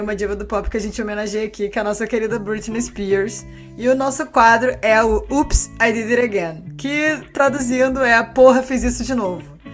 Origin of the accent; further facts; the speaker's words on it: Rio de Janeiro, Brazil; Eu sou do Rio.